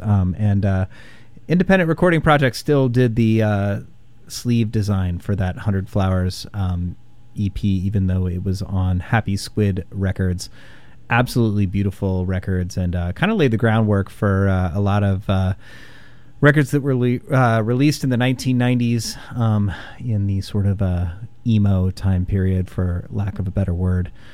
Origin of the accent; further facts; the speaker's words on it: Indianapolis, Indiana, United States; growing up in Indianapolis